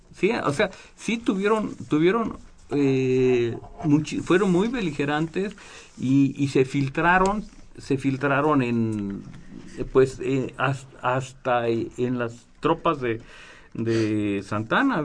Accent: Mexico; somos paisanos. Y nos venimos platicando de México

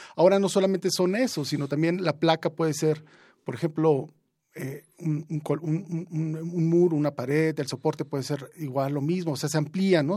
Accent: Juchitán, Oaxaca, Mexico; now in Mexico City, Mexico; yo vengo de Juchitán, pero también he crecido mucho tiempo aquí en la Ciudad de México

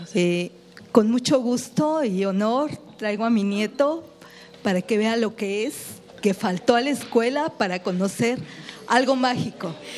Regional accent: Mexico

